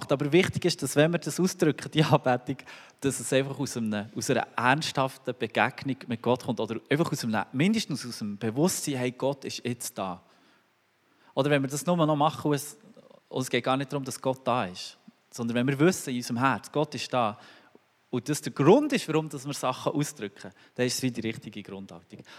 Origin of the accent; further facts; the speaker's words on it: Switzerland; Nur weil wir als Schweizer vielleicht ein bisschen entspannter sind dort.